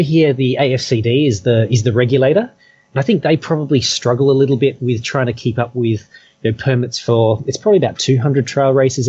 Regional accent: Perth, Western Australia, Australia; now in Hong Kong; You know, I came from Perth, and, you know, there's a lot of flat. There's not really much in the way of hills

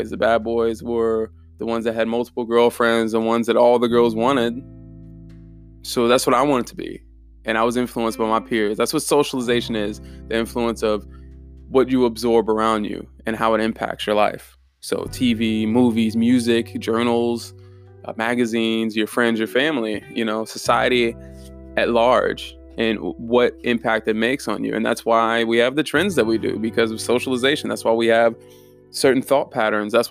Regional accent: Germany; I'm from Germany, so I've always uh, I was fascinated with the Holocaust

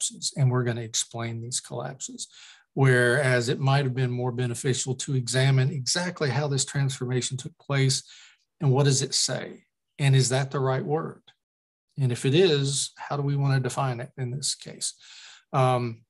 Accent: Lexington, Kentucky, United States; also born or lived in West Virginia / Knoxville, Tennessee; I'm from Kentucky, and I was born in West Virginia. My mom's family's from the mountains. Well, West Virginia's all mountains. My father's family from the mountains of Eastern Kentucky, from Appalachia. And I grew up mainly in Lexington, which is where I live now

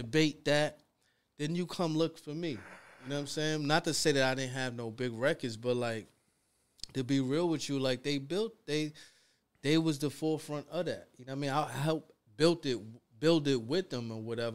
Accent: New York City, New York, United States; I'm from Harlem

